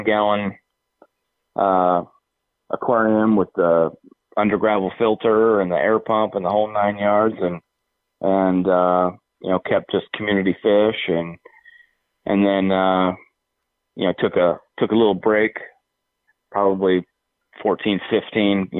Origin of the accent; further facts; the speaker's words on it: Seattle, Washington, United States; I've born and raised in the Seattle area